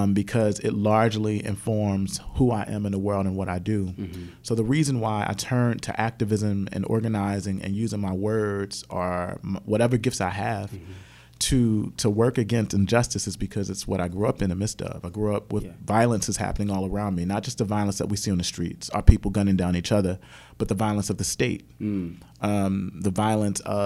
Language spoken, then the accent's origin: English; Camden, New Jersey, United States; I am a child of Camden, New Jersey, and I was born in Camden